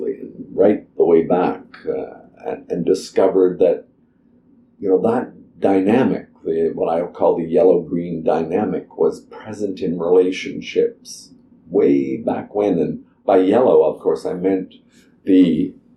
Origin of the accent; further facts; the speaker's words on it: Toronto, Ontario, Canada; moved away as an adult; also born or lived in England / Europe; So I came back to Toronto, my hometown